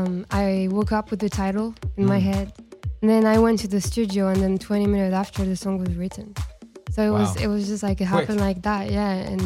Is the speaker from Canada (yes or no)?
no; Casablanca, Casablanca-Settat, Morocco; also born or lived in Spain / Switzerland; now in Los Angeles, United States; So I grew up in Casablanca, and it's actually really similar to LA.